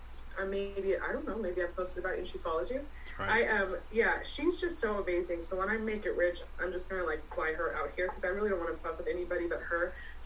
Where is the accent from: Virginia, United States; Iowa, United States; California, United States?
California, United States; San Francisco Bay Area; now in Oklahoma City, United States; I'm from the San Francisco fucking Bay Area.